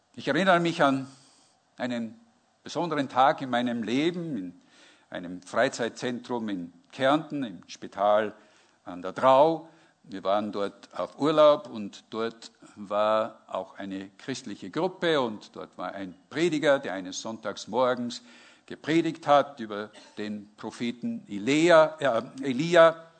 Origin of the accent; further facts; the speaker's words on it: Northern Germany, Germany; ich komme aus, dem, aus Norddeutschland.